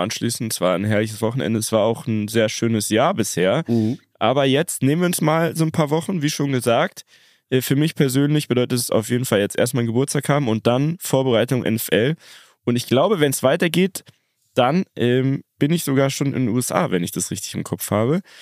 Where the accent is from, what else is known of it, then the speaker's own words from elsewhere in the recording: Munich, Bavaria, Germany; wir sind aus München